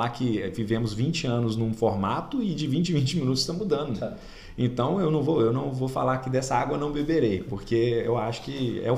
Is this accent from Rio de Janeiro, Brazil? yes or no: no; Oliveira, Minas Gerais, Brazil; eu conheço bem Pará de Minas, Formiga, Itaúna, Oliveira, minha cidade natal, nem fala, mas.